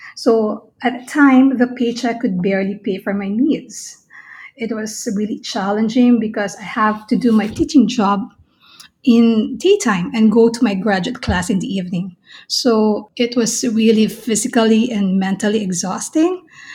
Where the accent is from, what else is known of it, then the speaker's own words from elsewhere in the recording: Philippines; Absolutely, I was a fan. Everybody in the Philippines knows ….